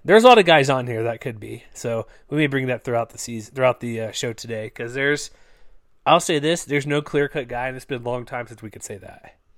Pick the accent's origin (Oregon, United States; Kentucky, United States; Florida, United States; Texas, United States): Texas, United States; I'm from Texas